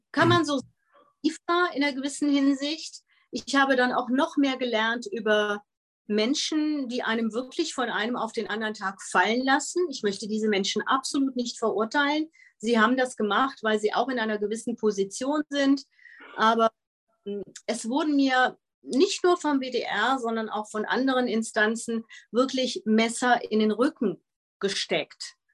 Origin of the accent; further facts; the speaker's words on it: Netherlands; Ich bin ja in den Niederlanden aufgewachsen, habe auch ein niederländisches Abitur.